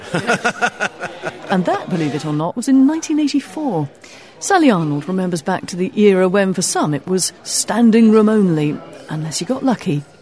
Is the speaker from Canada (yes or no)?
yes; Canada; moved away as an adult; I'm Canadian, and I first came to uh, England in 1970